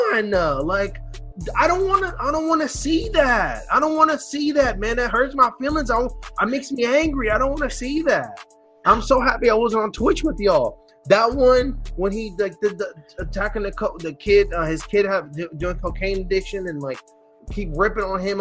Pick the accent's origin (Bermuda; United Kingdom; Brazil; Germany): Brazil; now in United States; the country I live